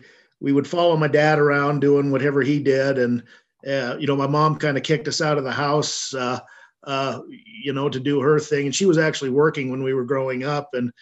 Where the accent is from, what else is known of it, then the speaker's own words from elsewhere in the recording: Laramie, Wyoming, United States; also born or lived in Sheridan, Wyoming; we moved down to Laramie and when I was 1 year old, and that's where I grew up. And so I was born in Sheridan and raised in Laramie.